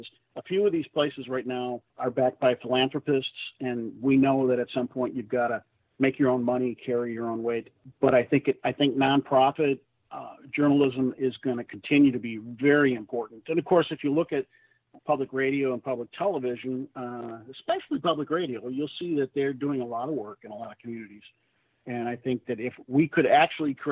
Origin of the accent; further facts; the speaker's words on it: St. Paul, Minnesota, United States; moved away as an adult; my hometown paper, St. Paul